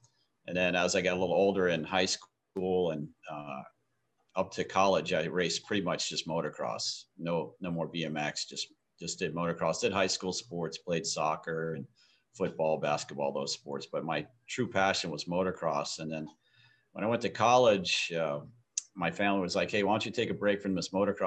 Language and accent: English; New Orleans, Louisiana, United States; now in Maui, United States; I grew up in New Orleans.